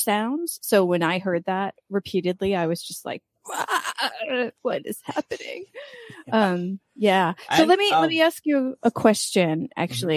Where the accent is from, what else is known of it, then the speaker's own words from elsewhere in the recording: United States; moved away as an adult; now in Valencia, Spain; I'm an American, but I've been living overseas for over 20 years.